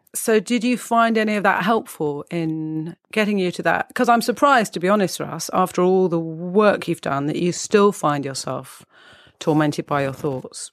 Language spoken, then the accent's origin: English; United Kingdom; as we're British